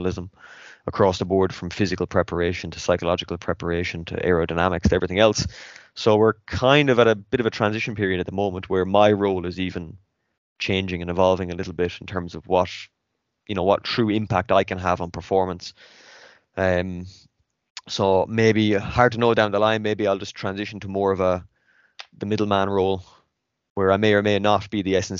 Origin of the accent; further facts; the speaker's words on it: Athlone, Leinster, Ireland; moved away as an adult; also born or lived in French Alps; now in France; I'm from Athlone in the centre of Ireland